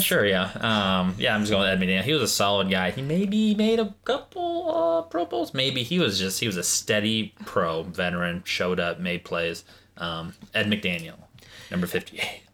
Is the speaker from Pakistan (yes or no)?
yes; Pakistan; I'm Pakistani.